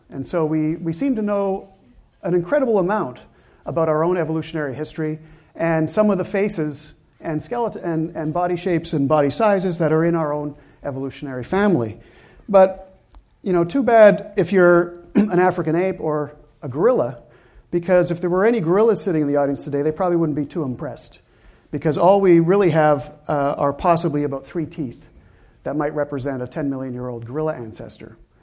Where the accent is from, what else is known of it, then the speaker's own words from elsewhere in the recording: Canada; I'm Canadian